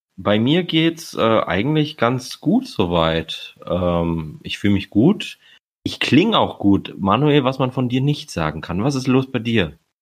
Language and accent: German; Romania; now in Germany; ich als Rumäne